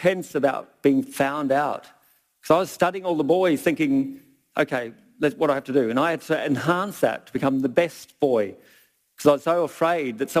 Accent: Brisbane, Queensland, Australia; now in Millers Flat, New Zealand; the six-year-old boy growing up in Brisbane

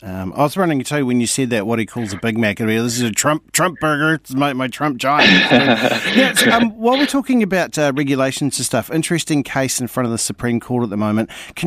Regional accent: Hawke's Bay, New Zealand; moved away; I grew up in Hawke's Bay.

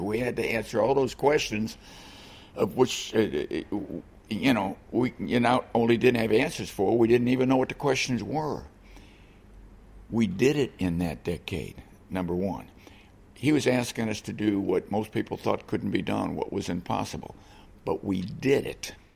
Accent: Chicago, Illinois, United States; I grew up in Chicago

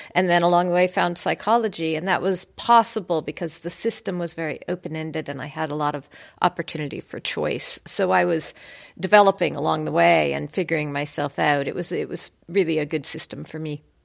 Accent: United States; moved away as an adult; now in Cambridge, United Kingdom; being an American, being from the American system

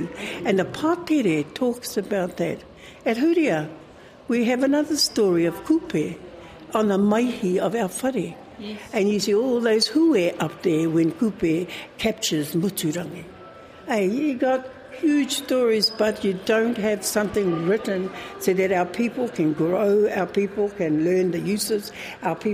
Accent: Rotorua, Bay of Plenty, New Zealand; also born or lived in Tauranga Moana / Te Awamutu; now in Hamilton, New Zealand; So I'm from Tauranga Moana, but raised in Rotorua, born in Te Awamutu, and currently living in Kirikirirua, Hamilton.

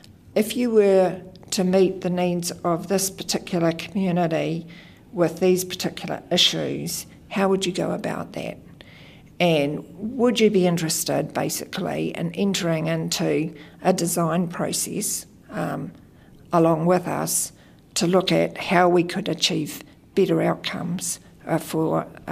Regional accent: New Zealand; I hail from Tairanga Moana, Ngāti Rangi Nui, Ngāti Rangi.

